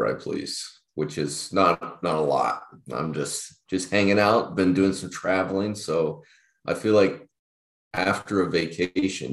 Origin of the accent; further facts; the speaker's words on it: United States; I'm an American